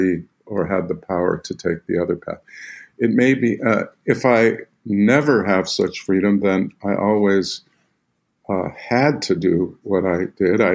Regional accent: Northern California, United States; I grew up in Northern California

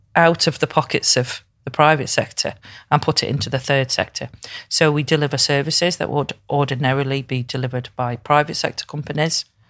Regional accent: Crewe, North West England, United Kingdom; now in Liverpool, United Kingdom; I'm from Crewe up the road

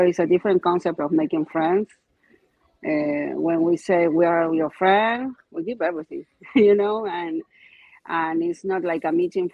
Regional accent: Argentina; English is a second language; moved away as an adult; now in United States; I'm from Argentina

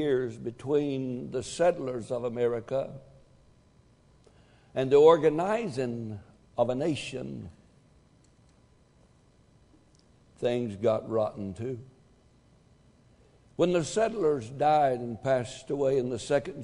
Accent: United States; I'm an American.

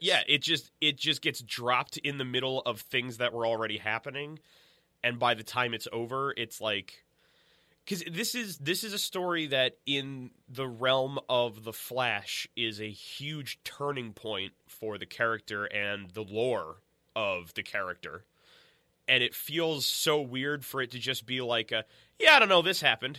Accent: United States; we grew up outside of New York

